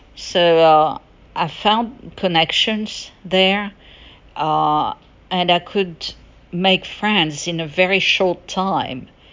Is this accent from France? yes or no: yes; France; now in United States; French, because I'm French originally. I'm from France and I'm American as well, and I live in the United States